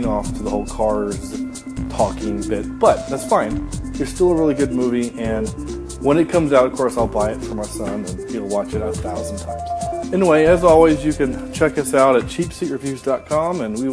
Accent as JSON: {"language": "English", "region": "the South", "country": "United States", "said": "I am from the South"}